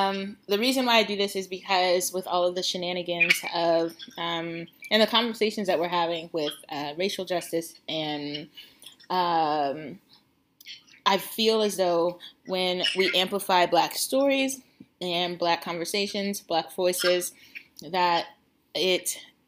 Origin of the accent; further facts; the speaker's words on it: Denver, Colorado, United States; moved away as an adult; now in Shenzhen, China; I'm currently an expat, which means I live abroad in Shenzhen, China. But I am from Denver, Colorado, and I love living abroad, and I love my town, Denver.